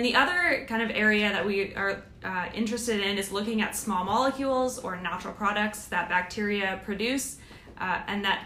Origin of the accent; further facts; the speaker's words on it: Canada; moved away as an adult; also born or lived in Victoria, Canada / Adelaide, Australia / Vancouver, Canada; now in United States; I am Canadian